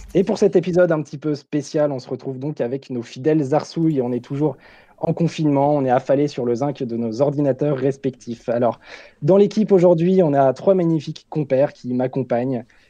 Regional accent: Caen, Normandy, France; moved away; je viens de Caen. Euh, je sais que voilà, c'est une ville qui me plaît beaucoup parce que j'y ai grandi

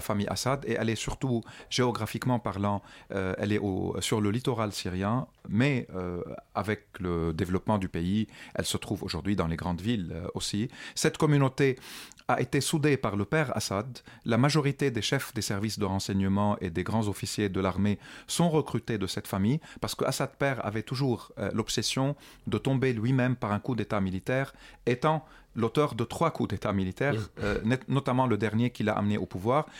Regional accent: Lebanon; moved away as an adult; also born or lived in France; en tant que Libanais, moi j'ai vécu 29 ans au Liban sous l'occupation du régime syrien

